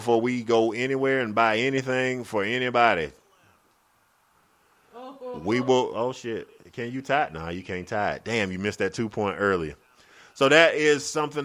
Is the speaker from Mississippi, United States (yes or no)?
no; Greenwood, South Carolina, United States; I'm from Greenwood